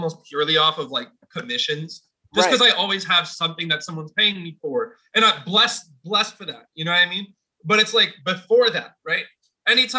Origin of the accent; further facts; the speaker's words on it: Poughkeepsie, New York, United States; I was growing up in Poughkeepsie